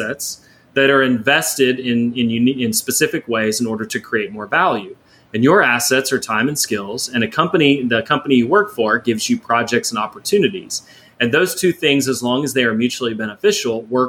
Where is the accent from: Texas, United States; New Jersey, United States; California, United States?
Texas, United States; Houston; growing up in Houston